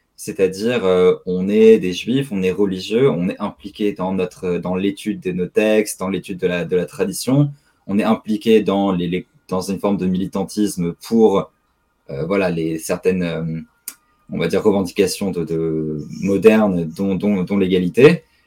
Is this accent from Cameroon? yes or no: no; Strasbourg, Grand Est, France; je suis né à Strasbourg, j'ai grandi à Strasbourg